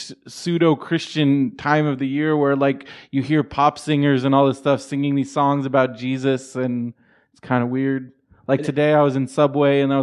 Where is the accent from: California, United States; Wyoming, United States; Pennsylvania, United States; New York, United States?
California, United States; San Diego; I was growing up in San Diego